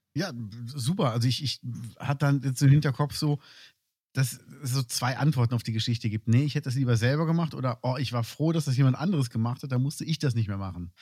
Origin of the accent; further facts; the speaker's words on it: Cologne, North Rhine-Westphalia, Germany; moved away; ich bin in Köln aufgewachsen